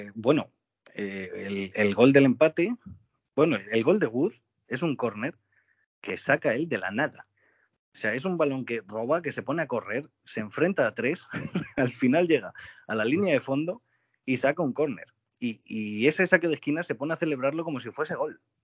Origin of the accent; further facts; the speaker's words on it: Getafe, Community of Madrid, Spain; now in Valdemoro, Spain; hablo, desde Valdemoro, pero soy de Getafe